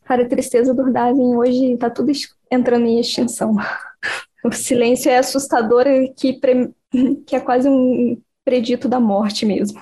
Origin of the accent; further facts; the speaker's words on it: Cabo Frio, Rio de Janeiro, Brazil; eu nasci em Cabo Frio.